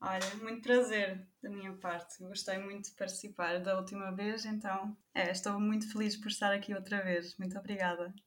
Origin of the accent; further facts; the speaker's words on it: Portugal; first language German; Portuguese is a second language; moved away as an adult; also born or lived in Germany; now in Nuremberg, Germany; grande parte da minha vida foi, foi vivida em Portugal